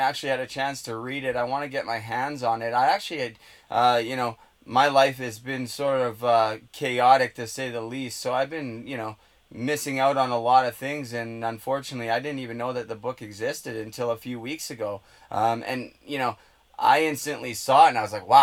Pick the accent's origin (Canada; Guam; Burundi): Canada; Port Coquitlam, British Columbia; I'm from Port Coquitlam